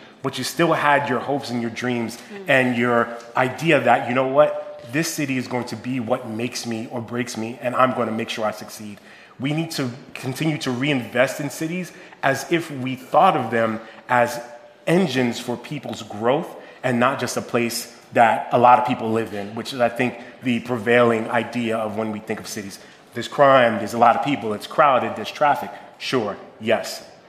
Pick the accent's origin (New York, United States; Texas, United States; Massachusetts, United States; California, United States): New York, United States; New York City; I grew up in New York. I grew up in Soundview in the Bronx